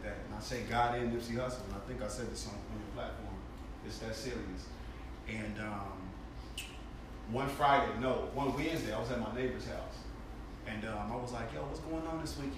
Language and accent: English; Chicago, Illinois, United States; I'm from Chicago.